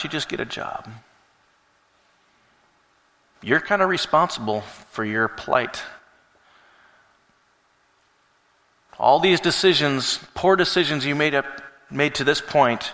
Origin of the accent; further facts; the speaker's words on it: Alaska, United States; moved away; growing up in Alaska